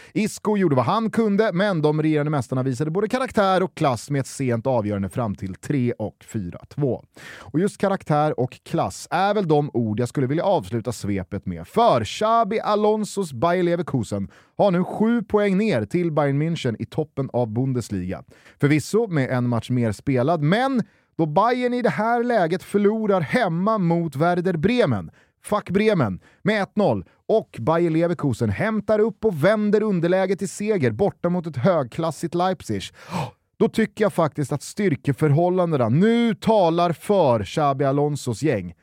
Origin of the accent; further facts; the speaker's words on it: Sweden; Här hemma i Sverige